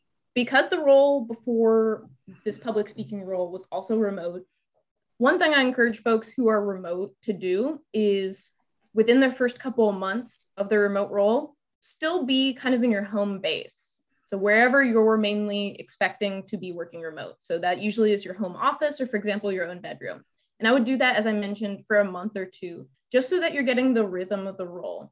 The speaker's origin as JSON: {"language": "English", "region": "Texas", "country": "United States", "moved": "as an adult", "lives_now": "Pittsburgh, United States", "said": "I'm from Texas."}